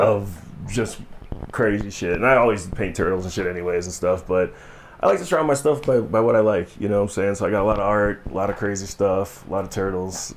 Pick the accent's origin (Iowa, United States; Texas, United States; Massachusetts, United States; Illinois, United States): Illinois, United States; Chicago; now in Colorado, United States; growing up in Chicago